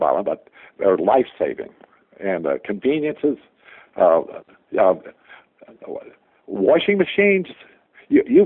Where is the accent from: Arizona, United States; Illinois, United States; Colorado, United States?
Illinois, United States; Central; moved away; also born or lived in the South; I'm from Central Illinois